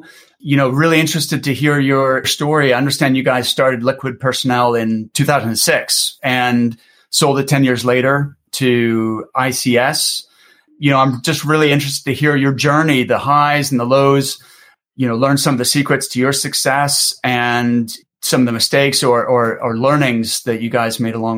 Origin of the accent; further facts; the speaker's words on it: Canada; now in Edinburgh, United Kingdom; I'm from Canada originally.